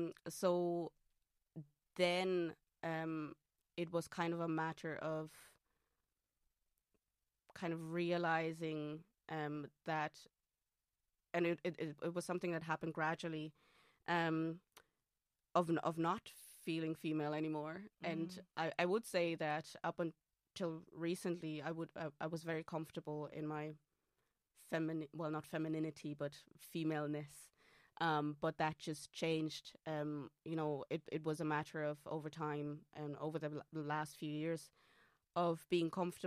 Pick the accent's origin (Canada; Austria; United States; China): Austria; English is a second language; moved away; also born or lived in Hamburg, Germany; So I am Austrian. English is not my first language.